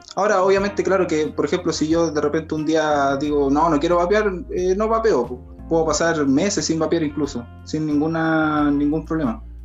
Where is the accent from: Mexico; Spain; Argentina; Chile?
Chile; Talca, Maule; yo soy de Talca